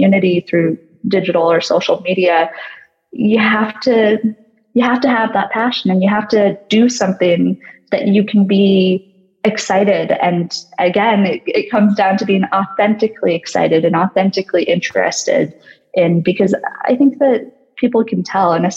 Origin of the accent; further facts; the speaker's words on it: United States; I'm American